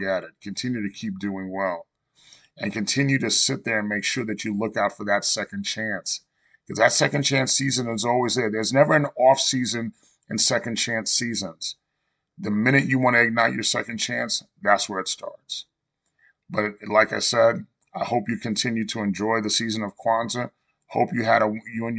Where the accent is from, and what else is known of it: New York, United States; born or raised there